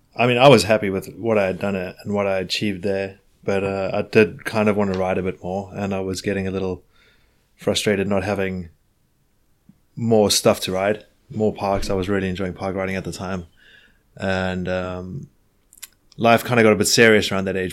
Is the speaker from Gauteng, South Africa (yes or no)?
yes; Johannesburg, Gauteng, South Africa; moved away as an adult; now in Hastings, United Kingdom; I'm from Johannesburg